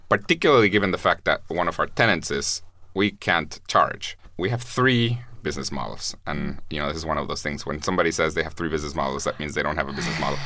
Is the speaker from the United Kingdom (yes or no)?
no; Guatemala; I'm from Guatemala